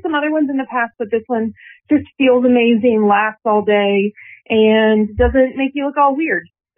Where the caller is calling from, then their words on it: Florida, United States; I'm calling from Florida.